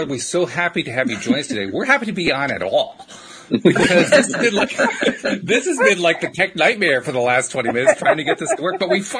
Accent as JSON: {"language": "English", "country": "United States", "said": "I'm only from the US"}